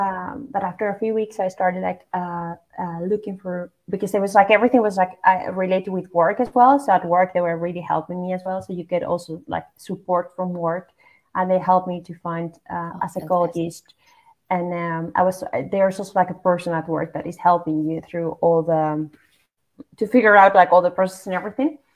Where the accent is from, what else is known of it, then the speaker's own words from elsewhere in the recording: Basque Country, Spain; moved away as an adult; now in Netherlands; I grew up in in the Basque Country, which is basically like north part of Spain